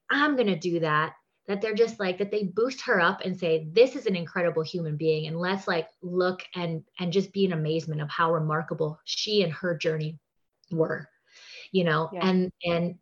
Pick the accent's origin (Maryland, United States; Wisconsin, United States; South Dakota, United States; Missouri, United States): Wisconsin, United States; moved away as an adult; also born or lived in New York City; now in Las Vegas, United States; I grew up in Wisconsin, go Packers.